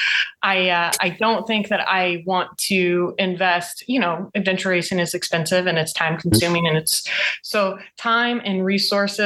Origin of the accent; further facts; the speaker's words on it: Ohio, United States; I'm from Ohio